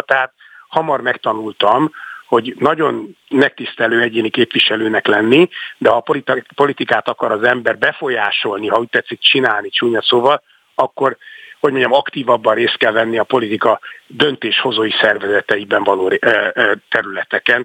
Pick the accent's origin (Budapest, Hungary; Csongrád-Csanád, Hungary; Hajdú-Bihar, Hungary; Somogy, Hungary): Budapest, Hungary; also born or lived in Szombathely; újlipott városi gyerek számára, aki egyébként tényleg szombathelyen születtem, de ez csak egy véletlen néhány hónapot éltem ott, aztán visszajöttünk Pestre.